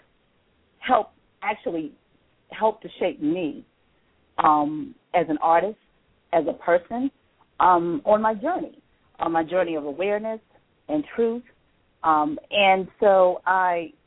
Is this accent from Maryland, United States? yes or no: yes; Silver Spring, Maryland, United States; I was raised in Silver Spring, Washington metropolitan area. And I've grown up in the most political city in the world